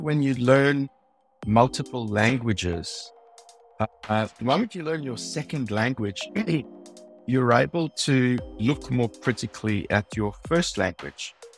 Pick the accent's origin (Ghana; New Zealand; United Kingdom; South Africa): South Africa; accent: South African; also born or lived in Silicon Valley, United States / Shanghai, China; now in Sydney, Australia; my accent is a South African accent.